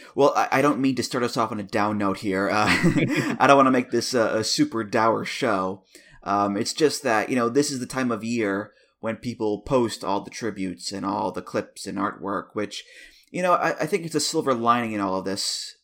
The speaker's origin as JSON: {"language": "English", "country": "United States", "said": "as an American"}